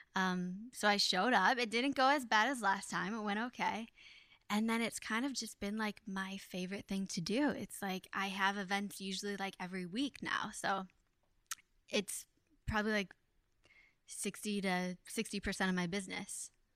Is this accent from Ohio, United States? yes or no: yes; Ohio, United States; now in New York, United States; I like growing up in Ohio because it wasn't so busy